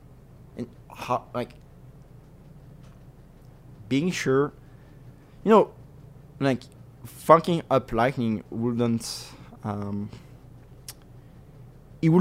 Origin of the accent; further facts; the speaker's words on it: France; moved away as an adult; now in New York, United States; I grew up in France and we have this huge bureaucratic system.